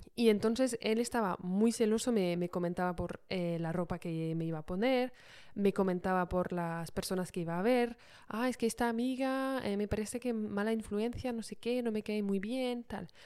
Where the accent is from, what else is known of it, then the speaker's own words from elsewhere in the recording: Paris, Île-de-France, France; moved away as an adult; also born or lived in London; como soy de París, pues volvimos a, Francia